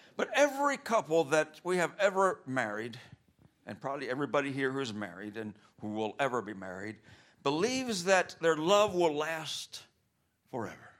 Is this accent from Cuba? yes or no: yes; Cuba; moved away; I grew up in Cuba